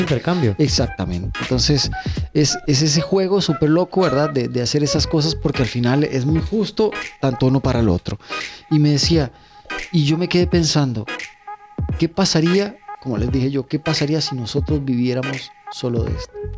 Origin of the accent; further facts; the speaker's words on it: Hatillo, San José, Costa Rica; nosotros que somos de Atillo, que somos de Alameda